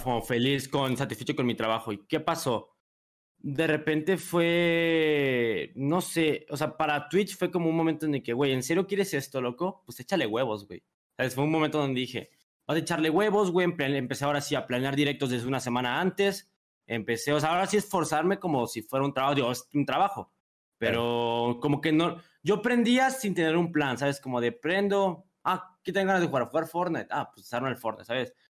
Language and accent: Spanish; San Luis Potosí, Mexico; soy de San Luis Potosí